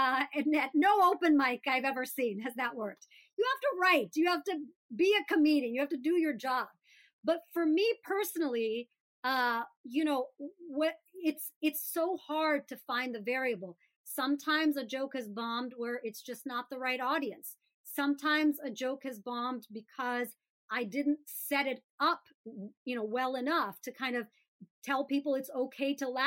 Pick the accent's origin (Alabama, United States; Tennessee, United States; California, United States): Alabama, United States; Birmingham; I grew up in Birmingham, Alabama